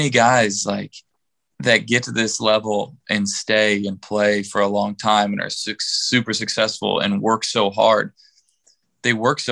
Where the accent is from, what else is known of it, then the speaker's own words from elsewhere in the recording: Kansas City, United States; also born or lived in St. Louis, Missouri; I was born in St. Louis, and like I moved to Kansas City whenever we were in first grade